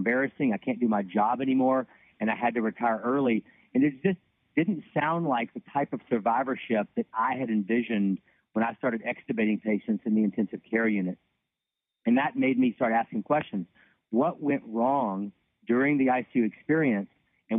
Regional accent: Louisiana, United States; now in Nashville, United States; I grew up in Louisiana, went to medical school at Tulane University

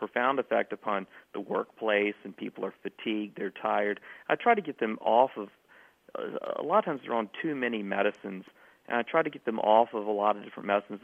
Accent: South Carolina, United States; my hometown in South Carolina

